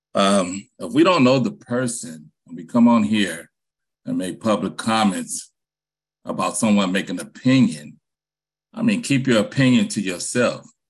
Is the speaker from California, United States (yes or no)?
yes; San Francisco, California, United States; I'm from Hunters Point, born on Navy Road.